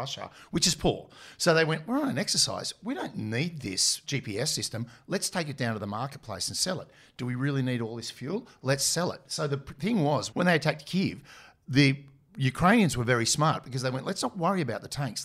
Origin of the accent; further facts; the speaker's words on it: Australia; I'm an Aussie officer